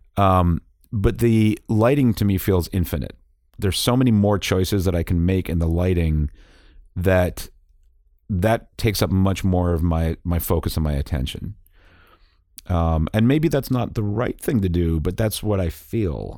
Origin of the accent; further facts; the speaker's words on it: Boston, Massachusetts, United States; also born or lived in England / Brookline, Massachusetts; growing up in Boston